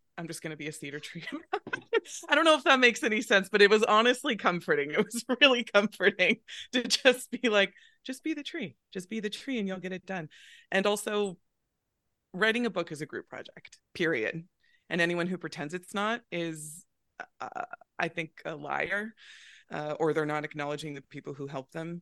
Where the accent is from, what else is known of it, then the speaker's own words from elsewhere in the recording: Northern California, United States; I grew up in Northern California